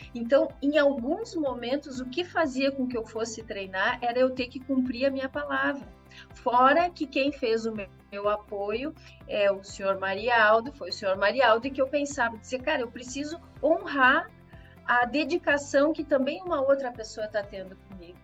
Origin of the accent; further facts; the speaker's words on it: Brazil; a gente é brasileiro